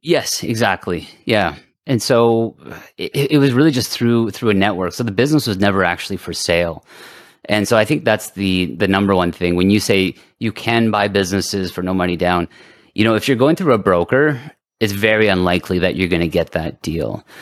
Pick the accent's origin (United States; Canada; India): Canada; we're French Canadian here in, in Canada.